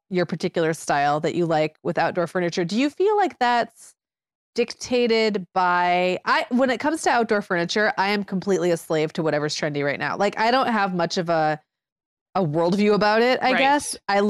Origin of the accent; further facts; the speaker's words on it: Michigan, United States; Because this is like a totally when I was growing up in Michigan thing.